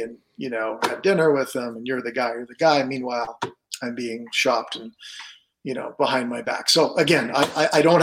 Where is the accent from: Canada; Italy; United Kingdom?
Canada; Ottawa, Ontario; moved away; I'm from Ottawa originally